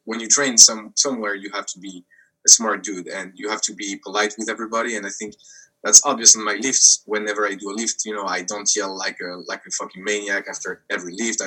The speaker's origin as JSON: {"language": "English", "country": "France", "said": "we're French from France, you know? Like in the example you gave, I'm from France"}